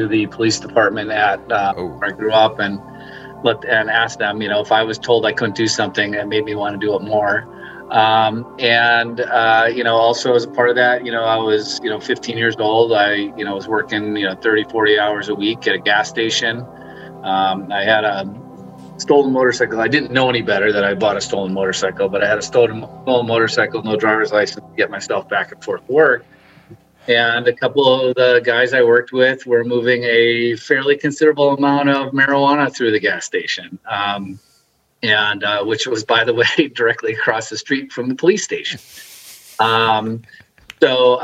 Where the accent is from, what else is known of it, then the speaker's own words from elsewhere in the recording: Milwaukee, Wisconsin, United States; I grew up in Milwaukee, outside of Milwaukee, Wisconsin